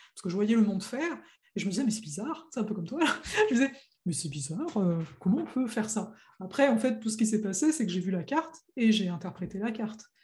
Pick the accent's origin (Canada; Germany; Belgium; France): France; nous, on est né, on est français, donc l'anglais, c'est une langue étrangère